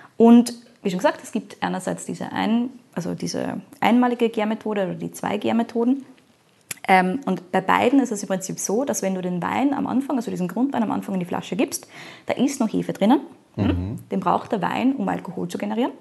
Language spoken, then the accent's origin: German; Austria; bei uns in Österreich